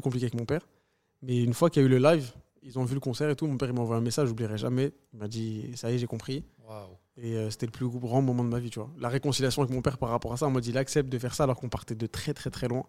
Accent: France; je me considère 100% algérien, 100% euh, français

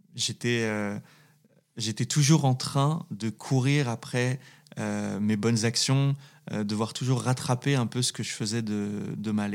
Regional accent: Saint-Étienne, Auvergne-Rhône-Alpes, France; also born or lived in Valence; je, viens d'un milieu populaire, ouvrier, dans une ville dans une très belle ville qui est, qui est, qui est Saint-Étienne

